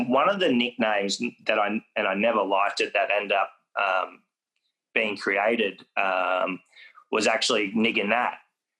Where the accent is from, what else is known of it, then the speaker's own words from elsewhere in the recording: Foster, Victoria, Australia; also born or lived in Western Australia; And for me, I wasn't from that country growing up in Foster. I knew I was from WA, but I didn't really understand where and what that meant.